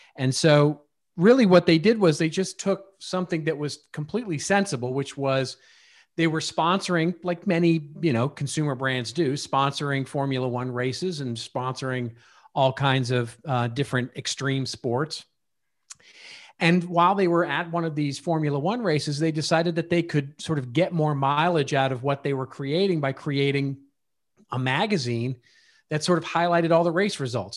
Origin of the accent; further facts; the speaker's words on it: Dallas, Texas, United States; now in Hidden Hills, United States; I grew up in Dallas